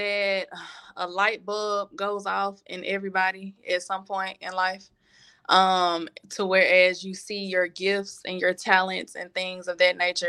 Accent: Memphis, Tennessee, United States; I'm really from all parts of Memphis. I got family in all parts. So I can just say I'm from Memphis.

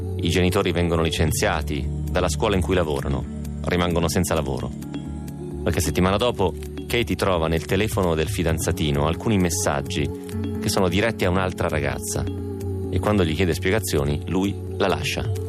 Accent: Romentino, Piedmont, Italy; il mio paese romentino ne ha 4.000

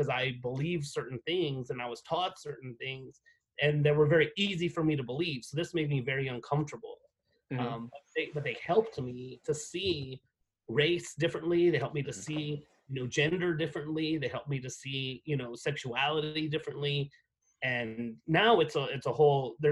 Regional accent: United States; moved away as an adult; also born or lived in Abilene, Texas / Atlanta, Georgia; now in Albuquerque, United States; I came from New Mexico and West Texas

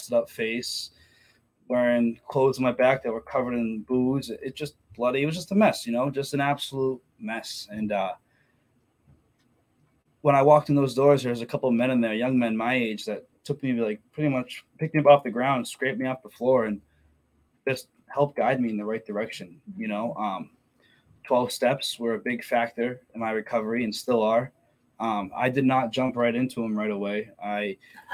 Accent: Methuen, Massachusetts, United States; I grew up in Methuen, Mass, pretty much my whole life until, you know, I was about like 23

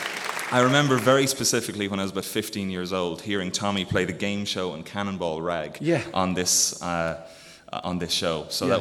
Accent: Carlow, County Carlow, Ireland; Carlow is about an hour southwest of Dublin. It's on the road to Kilkenny, which people might be a bit more familiar with, so it's my hometown.

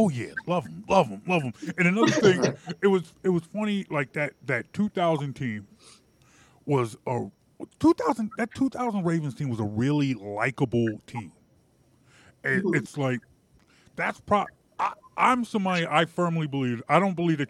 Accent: Philadelphia, Pennsylvania, United States; We're from Philly. Eddie George is from my hometown

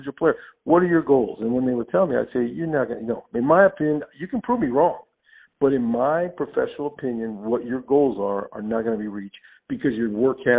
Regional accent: Los Angeles, California, United States; I grew up in Los Angeles

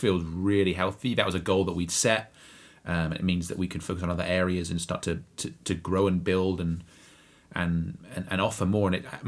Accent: Bury St Edmunds, East of England, United Kingdom; moved away; I'm going to my hometown of Bury St Edmunds in Suffolk, England.

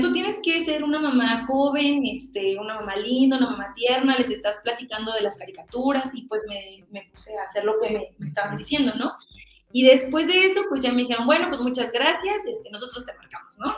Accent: Michoacán, Mexico; yo soy de Michoacán

